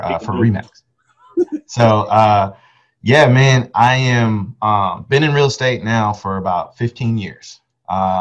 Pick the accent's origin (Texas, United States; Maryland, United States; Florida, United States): Texas, United States; Arlington; I'm from Arlington, when I enrolled in the University of Texas at Arlington